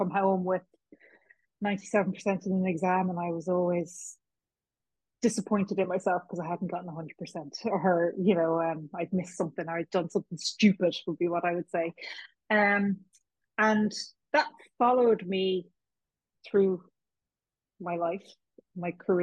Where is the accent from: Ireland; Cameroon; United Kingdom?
Ireland; Kilkenny, Leinster; moved away as an adult; now in Dublin, Ireland; I was born in Kilkenny, a proud cat. I've lived in Dublin for more than half my life now, but I'm still from Kilkenny as far as I'm concerned